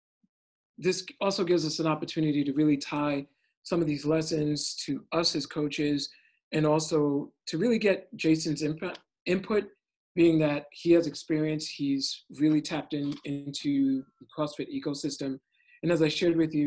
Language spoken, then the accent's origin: English; New York City, New York, United States; now in San Francisco, United States; I'm from Brooklyn.